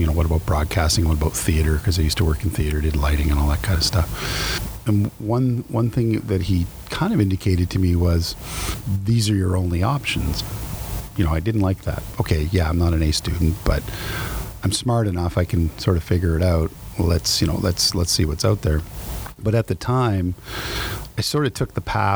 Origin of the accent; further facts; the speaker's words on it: New Brunswick, Canada; moved away; I'm from New Brunswick